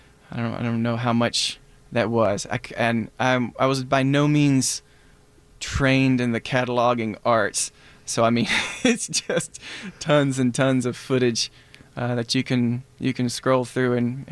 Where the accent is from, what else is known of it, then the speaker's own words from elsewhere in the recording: Black Mountain, North Carolina, United States; Yeah, I'm from Black Mountain. Which is pretty close to Asheville.